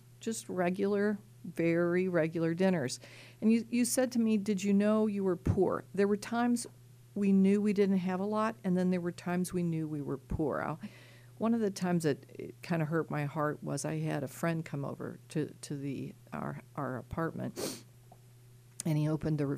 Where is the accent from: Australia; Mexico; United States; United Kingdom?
United States; Missouri; moved away as an adult; now in Pittsburgh, United States; I grew up in Missouri, went to the University of Missouri undergraduate and law school